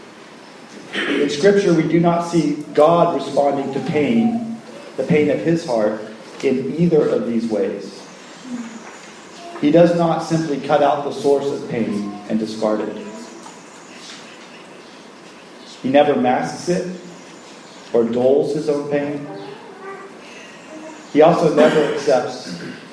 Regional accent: United States; in America, my home country

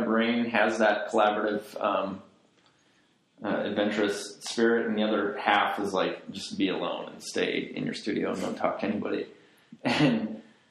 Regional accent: Chicago, Illinois, United States; also born or lived in Reykjavik, Iceland / Florence, Italy; I'm from Chicago, I was born in Chicago, I grew up here

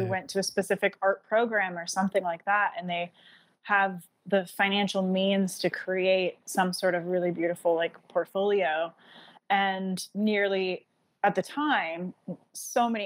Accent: Vermont, United States; moved away as an adult; also born or lived in Chicago; I am from Vermont

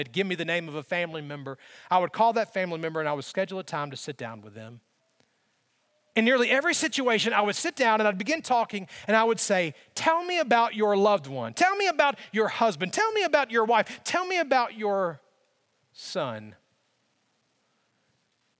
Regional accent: Alabama, United States; growing up in Alabama

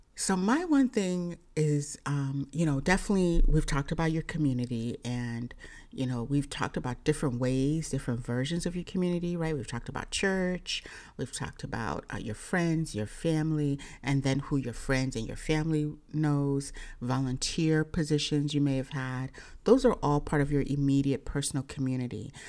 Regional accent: Nigeria; I'm, I'm Nigerian

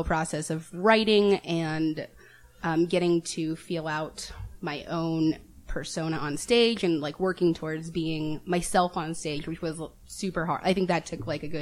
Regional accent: Tucson, Arizona, United States; moved away as an adult; now in Chicago, United States; I'm from Tucson, Arizona

